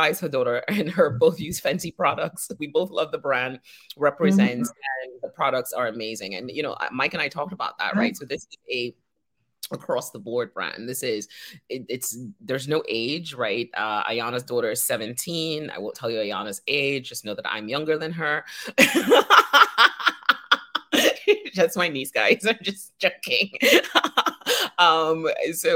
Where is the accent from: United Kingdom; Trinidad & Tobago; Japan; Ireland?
Trinidad & Tobago; We're from Trinidad